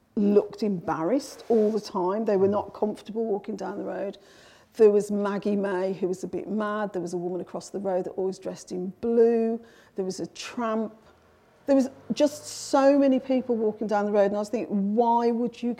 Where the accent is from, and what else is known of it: Birmingham, West Midlands, United Kingdom; born or raised there